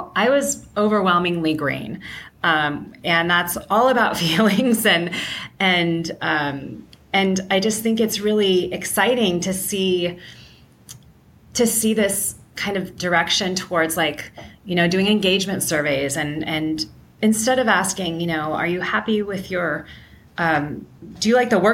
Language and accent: English; San Francisco Bay Area, California, United States; moved away as an adult; now in Seattle, United States; I am originally from the San Francisco Bay Area, currently living in Seattle